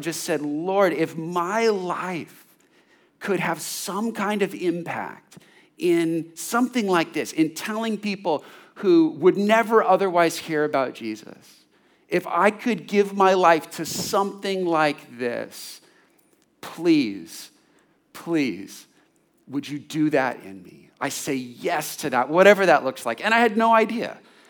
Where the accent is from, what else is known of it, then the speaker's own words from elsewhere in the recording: California, United States; Growing up in California, had been around money and freedom to do any kind of sport and activity and all kinds of pleasures.